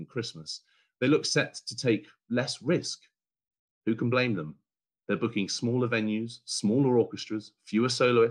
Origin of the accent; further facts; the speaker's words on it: Bury St Edmunds, East of England, United Kingdom; an amateur singer in my hometown of Bury St Edmunds